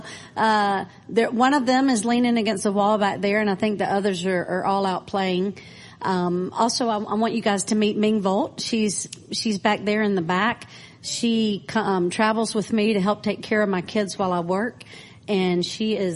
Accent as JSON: {"language": "English", "town": "Clinton", "region": "Mississippi", "country": "United States", "tie": "born or raised there", "also_born_or_lived": "Nashville, Tennessee", "moved": "as an adult", "lives_now": "Cambodia", "said": "I am from Clinton, Mississippi, born and raised, but came to, as soon as I graduated college, came to Nashville. And so Nashville was home for 20 years before I went to Cambodia"}